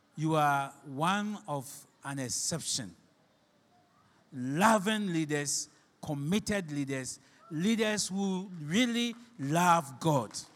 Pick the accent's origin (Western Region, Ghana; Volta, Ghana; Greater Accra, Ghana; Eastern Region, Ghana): Western Region, Ghana; Shama; you don't know where I came from. I'm from Shama.